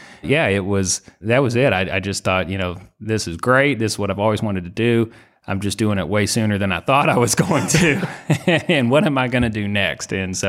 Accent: Indiana, United States; now in Louisville, United States; Louisville area. So Southern Indiana originally, which is why Purdue was the in-state school with an aviation program.

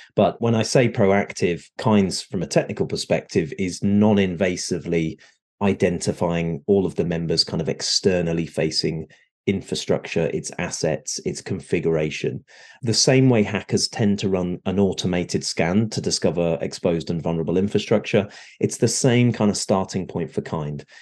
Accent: United Kingdom; moved away as an adult; now in Southern California, United States; I am a Brit that has recently moved over to the shores of the US. So I'm here in Southern California.

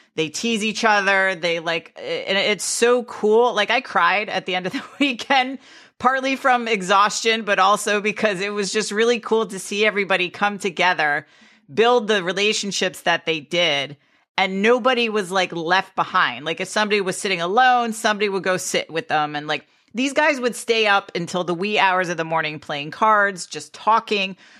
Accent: Greenwich, Connecticut, United States; I grew up in Greenwich, Connecticut, which was a very wealthy town with nine golf clubs

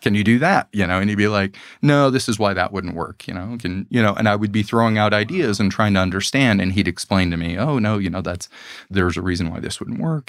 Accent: Los Angeles, California, United States; We grew up in Los Angeles

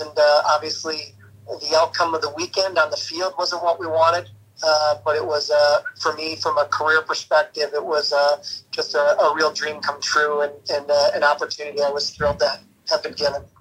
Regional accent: Minnesota, United States; moved away; growing up in Minnesota, I was a, a passionate Gopher fan.

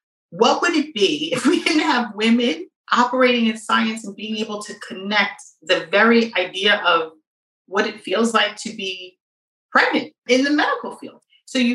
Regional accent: New York City, New York, United States; I grew up in New York City in the 70s and the 80s

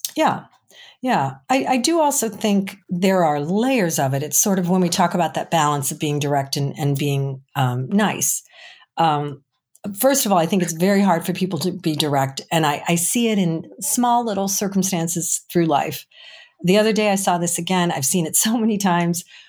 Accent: Chicago, Illinois, United States; I'm from Chicago

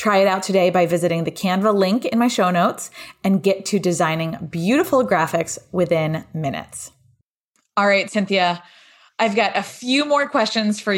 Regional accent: Connecticut, United States; I grew up in Connecticut

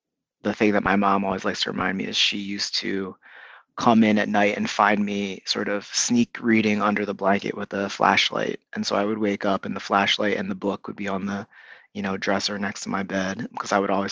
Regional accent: Camden County, New Jersey, United States; moved away as an adult; also born or lived in Philadelphia, Pennsylvania / Princeton, New Jersey / Charlottesville, Virginia; now in Washington, D.C., United States; I'm from the Philadelphia area. I grew up in South Jersey, in the suburbs

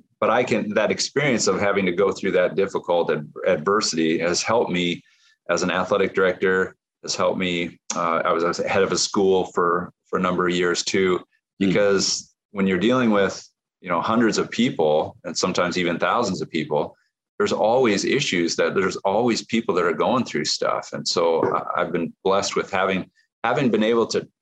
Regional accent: Nebraska, United States; My former pastor, when I was growing up in Nebraska

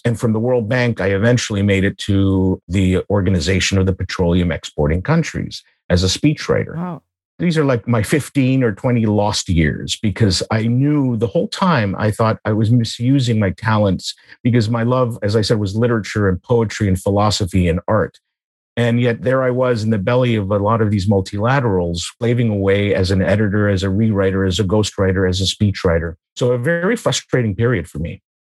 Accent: United States; moved away as an adult; now in Vienna, Austria; I was born and raised in the United States.

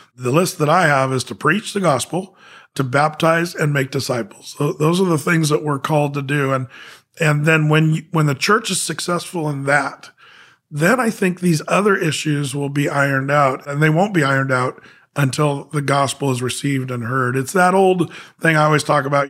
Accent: Southern Oregon, United States; moved away as an adult; now in Portland, United States; I grew up in Southern Oregon.

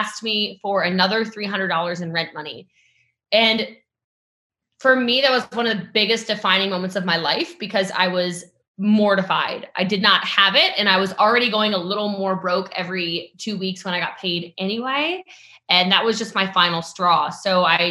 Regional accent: Western Maryland, United States; now in Frisco, United States; I come from a really small town in Western Maryland. I currently live in Frisco, Texas, so North Dallas, but I'm from Maryland, and I grew up as one of those kids who just didn't have anything.

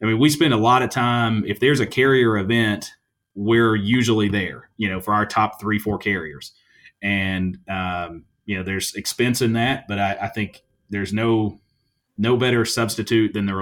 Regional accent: Halls, Tennessee, United States; I'm from Halls, which is just outside of Knoxville

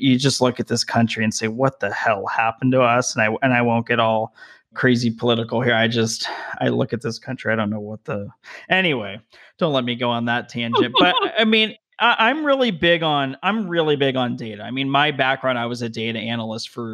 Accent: Las Vegas, Nevada, United States; also born or lived in Denver, Colorado; now in Southern California, United States; I grew up in Las Vegas, which is very diverse.

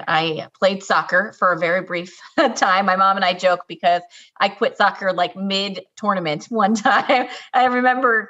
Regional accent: central New Jersey, United States; I grew up in New Jersey, central New Jersey

